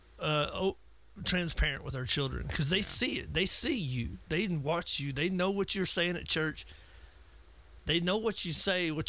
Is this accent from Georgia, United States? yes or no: yes; Georgia, United States; I'm from Georgia